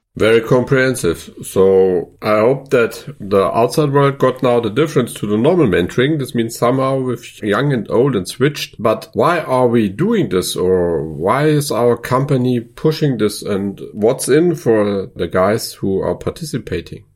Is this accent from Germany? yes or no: yes; Upper Palatinate, Bavaria, Germany; As I'm coming from the Oberpfalz